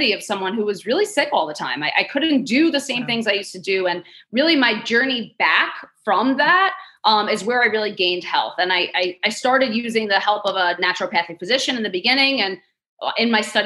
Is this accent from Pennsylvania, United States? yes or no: no; New York City, New York, United States; So I grew up in Queens, New York. I'm a native New Yorker, still here, gonna die here.